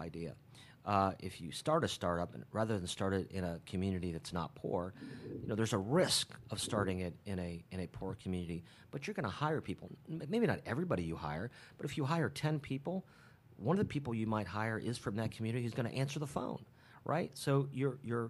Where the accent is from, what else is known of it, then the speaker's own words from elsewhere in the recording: Columbus, Ohio, United States; I grew up here in Columbus